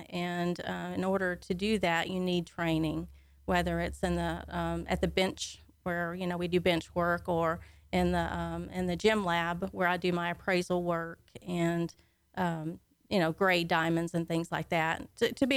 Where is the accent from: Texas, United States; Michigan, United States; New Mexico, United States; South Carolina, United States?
Texas, United States; Conroe; I was born and raised right here in Conroe, so I'm a native Conroeite